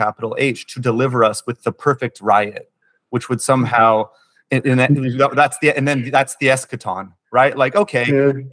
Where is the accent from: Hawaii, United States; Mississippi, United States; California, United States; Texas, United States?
California, United States; my home state of California